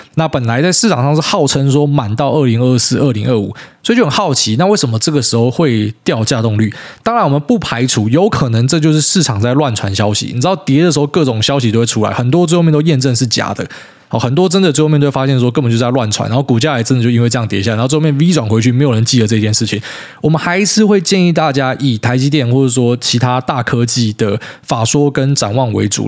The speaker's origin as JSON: {"language": "Chinese", "country": "Taiwan", "said": "特别你身为一个台湾人"}